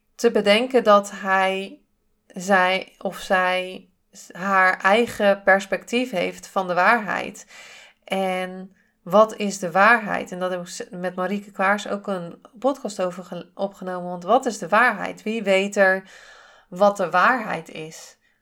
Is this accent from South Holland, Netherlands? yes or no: no; Zeeland, Netherlands; accent: Zeeuws; ik kom uit Zeeland. Ik heb toch wel eh, eh, een, een Zeeuws accent met bepaalde woorden.